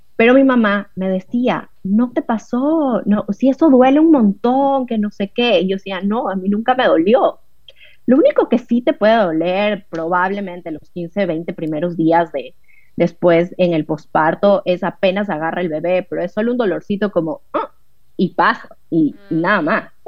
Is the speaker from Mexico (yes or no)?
no; Ecuador; moved away as an adult; now in Buenos Aires, Argentina; soy de Ecuador, pero actualmente vivo en Buenos Aires